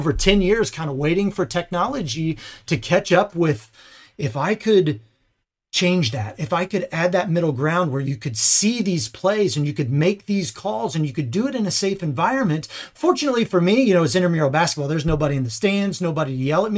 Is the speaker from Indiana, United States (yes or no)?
yes; Indiana, United States; I'm from Indiana, played basketball my whole life